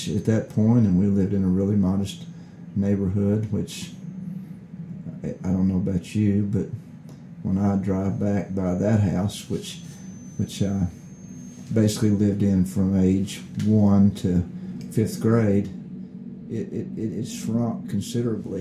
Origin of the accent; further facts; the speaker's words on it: Knoxville, Tennessee, United States; now in Nashville, United States; I was born in Knoxville, Tennessee